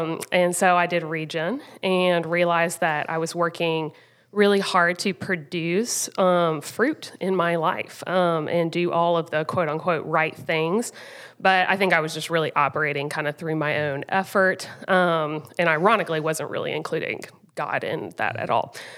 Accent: Rock Hill, South Carolina, United States; also born or lived in Greenville, South Carolina; I grew up in Rock Hill, South Carolina

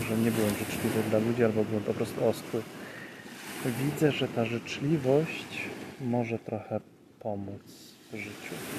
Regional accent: Poland

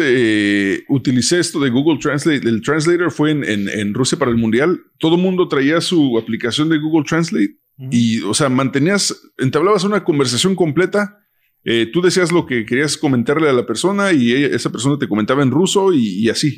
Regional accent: United States; crecimos en Estados Unidos desde morros

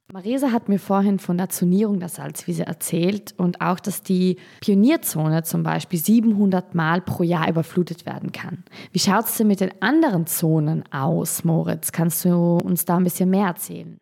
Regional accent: South Tyrol, Trentino-Alto Adige, Italy; moved away as an adult; now in Schleswig-Holstein, Germany; Ich komme ursprünglich aus Südtirol

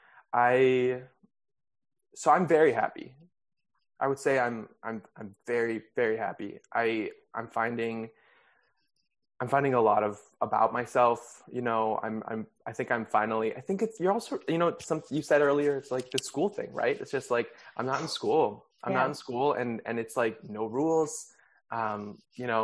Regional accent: Wisconsin, United States; moved away as an adult; also born or lived in Texas / New York; now in Los Angeles, United States; I moved from Texas to Wisconsin

